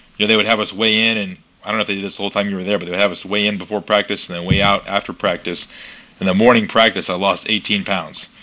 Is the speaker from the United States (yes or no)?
yes; Buda, Texas, United States; moved away as an adult; now in Southern California, United States; I'm from Texas, just like you, small town, Buda, Texas, outside of Austin